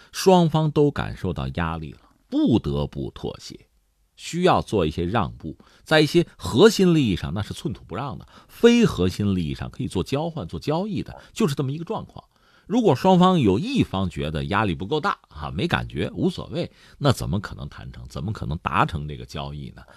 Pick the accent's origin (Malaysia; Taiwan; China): China; 对我们中国人来讲